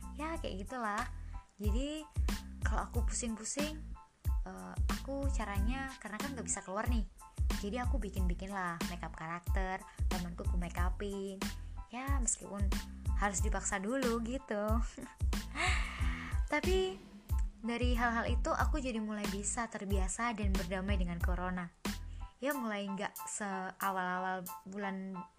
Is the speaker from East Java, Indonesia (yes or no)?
yes; East Java, Indonesia; moved away as an adult; now in Yogyakarta, Indonesia; pas balik di kampung, kampungku kan Jawa Timur